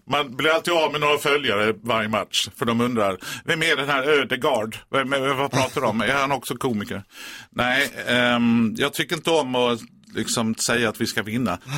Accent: Eslöv, Skåne, Sweden; jag kommer från Eslöv.

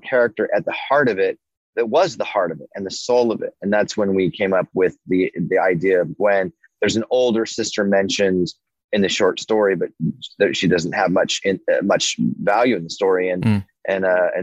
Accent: Denver, Colorado, United States; growing up in North Denver in the late 70s

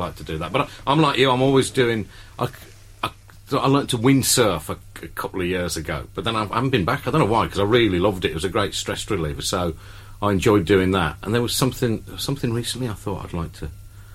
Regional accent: Hagley, West Midlands, United Kingdom; I'm from Hagley, so I've got impeccable middle-class credentials on the quiet, so my accent's

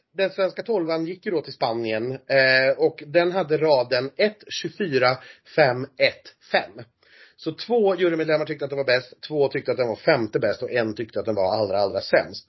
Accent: Sweden; som svensk

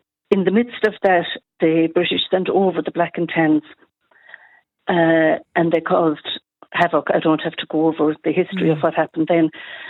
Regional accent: Ennis, Munster, Ireland; I'm from Ennis, and we have some fabulous street art here.

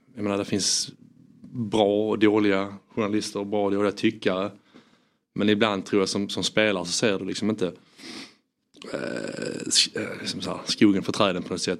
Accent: Landskrona, Skåne, Sweden; moved away; also born or lived in England; jag är skåning från Landskrona.

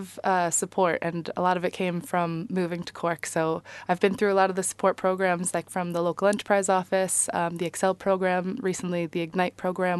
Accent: New York, United States; now in Ireland; New York.

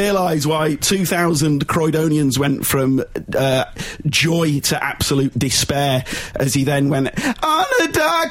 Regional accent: Leeds, Yorkshire and the Humber, United Kingdom; I'm from Leeds.

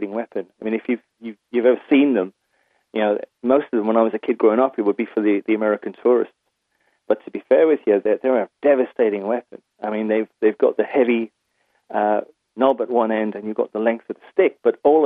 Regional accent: County Waterford, Munster, Ireland; moved away as an adult; also born or lived in England; I'm originally from Kiel in County Waterford. I moved to England when I was 18.

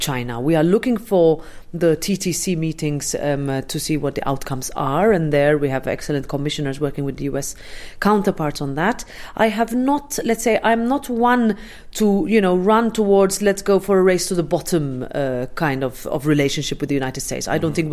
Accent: Malta; I'm Maltese

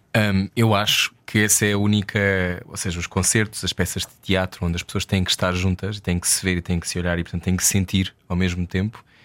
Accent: Portugal; como português

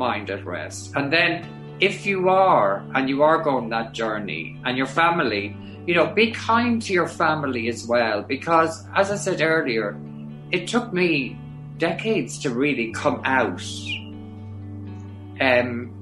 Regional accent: Granard, County Longford, Ireland; my hometown as …, with my sister there, my nieces there, family friends there

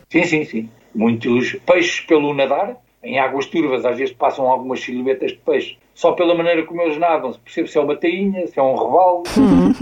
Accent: Almada, Setúbal, Portugal; also born or lived in Costa da Caparica; sou de Almada, depois vim morar para a Costa da Caparica, quando me casei

